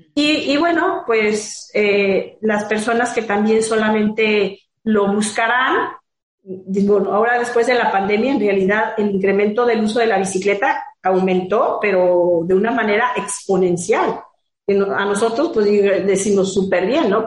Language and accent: Spanish; Guadalajara, Jalisco, Mexico; moved away as an adult; now in Puerto Vallarta, Mexico; Yo soy de Guadalajara también, pero desde hace 10 años estoy acá en Vallarta